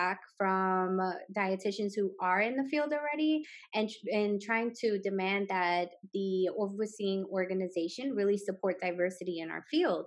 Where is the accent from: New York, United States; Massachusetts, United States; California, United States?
New York, United States; New York City; growing up in Brooklyn